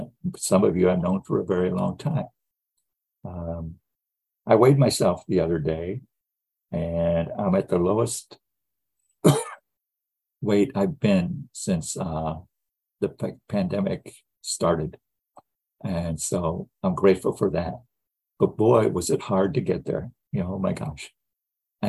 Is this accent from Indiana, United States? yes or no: yes; Gary, Indiana, United States; I grew up in the Midwest. I was born in 1949 in Gary, Indiana